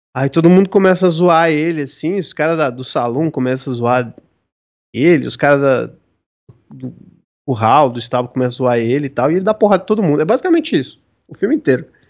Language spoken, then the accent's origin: Portuguese; São Paulo, Brazil; eu sou de São Paulo